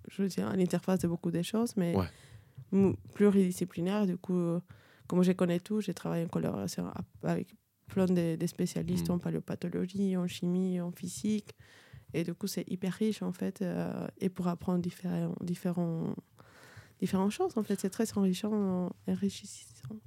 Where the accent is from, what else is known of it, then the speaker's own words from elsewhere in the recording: Peru; French is a second language; moved away as an adult; also born or lived in Cusco, Peru / Lima, Peru; now in France; viens du de Pérou, de les petits accents